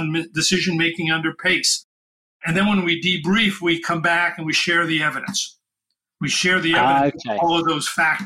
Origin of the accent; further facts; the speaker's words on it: New York City, New York, United States; I'm from New York City